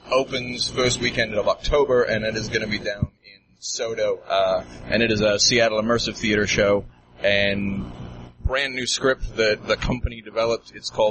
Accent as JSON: {"language": "English", "country": "New Zealand", "tie": "born or raised there", "said": "Yeah, I grew up in New Zealand"}